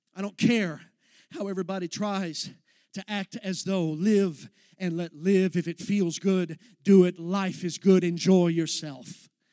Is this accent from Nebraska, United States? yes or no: no; Texas, United States; I'm from Texas